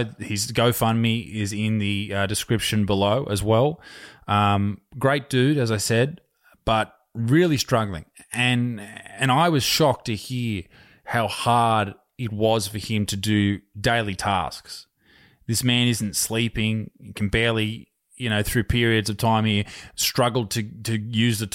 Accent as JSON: {"language": "English", "town": "Newcastle", "region": "New South Wales", "country": "Australia", "tie": "born or raised there", "said": "a place called Dudley, where I grew up in Newcastle here in Australia"}